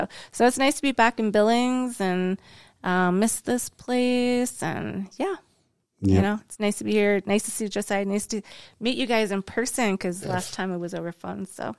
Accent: Canada; See, when growing up in Canada, we didn't have a lot of fry bread. It was mostly bannock, you know.

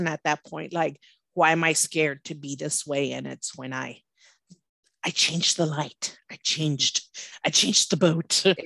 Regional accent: Laredo, Texas, United States; I'm from Laredo. Back in the day, it was pretty scary

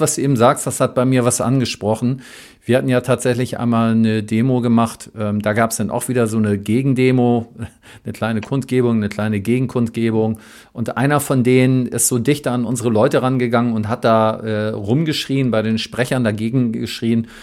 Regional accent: Berlin, Germany; bei uns in Berlin

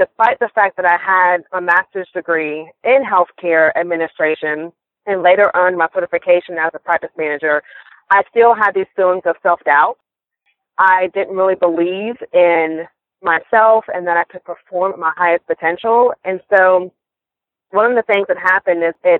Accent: Atlanta, Georgia, United States; moved away as an adult; now in Pensacola, United States; I am originally from Atlanta, Georgia, and I moved here to Pensacola about 7 years ago when I met my husband

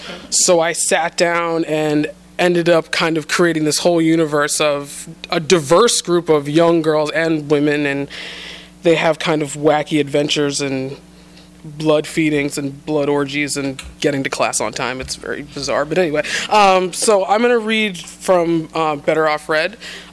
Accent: New England, United States; I was raised in the New England prep school set.

